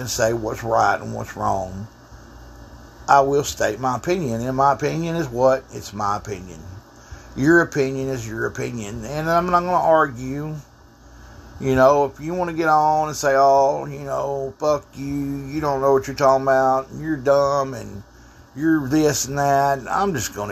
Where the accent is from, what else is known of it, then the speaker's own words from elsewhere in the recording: Texas, United States; I'm from Texas